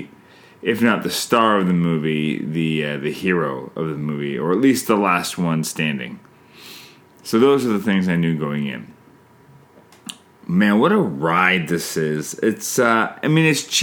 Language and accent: English; Canada; I'm Canadian filmmaker